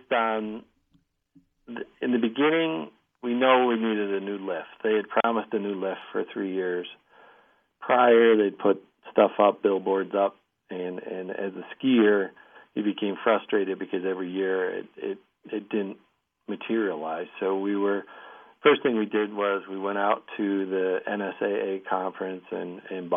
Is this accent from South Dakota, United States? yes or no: no; Elmira, New York, United States; I'm from Elmira. I'm an hour away